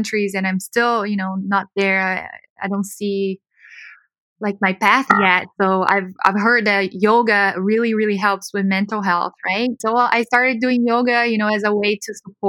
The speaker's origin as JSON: {"language": "English", "country": "Brazil", "tie": "born or raised there", "moved": "as an adult", "lives_now": "Los Angeles, United States", "said": "So I was born in Brazil, born and raised, and I went to law school in Brazil"}